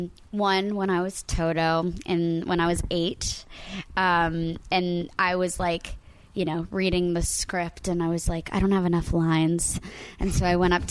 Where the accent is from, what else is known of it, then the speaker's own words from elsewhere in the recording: Coral Springs, Florida, United States; moved away; My jersey is totally Florida. Coral Springs, Florida, more specifically